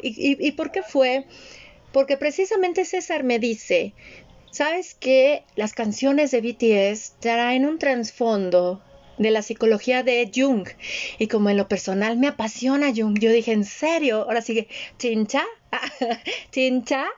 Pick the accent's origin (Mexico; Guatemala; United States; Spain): Mexico; western Mexico; yo como el que, que creció en México occidental